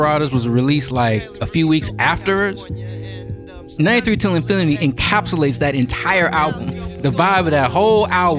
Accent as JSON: {"language": "English", "town": "Oakland", "region": "California", "country": "United States", "tie": "born or raised there", "said": "I grew up in Oakland"}